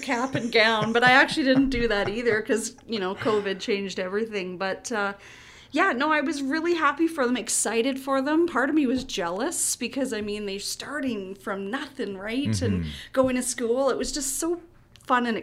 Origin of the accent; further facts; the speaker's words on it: Saskatchewan, Canada; now in Kelowna, Canada; I'm a Flatlander. I'm from Saskatchewan, so we're kind of a rare breed, too